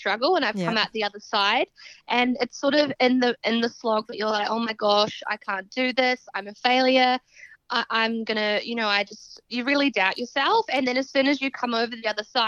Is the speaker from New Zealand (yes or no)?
yes; Southbridge, Canterbury, New Zealand; moved away as an adult; now in Australia; I am a Kiwi from actually a really small rural town in New Zealand called Southbridge, and then we moved to the city.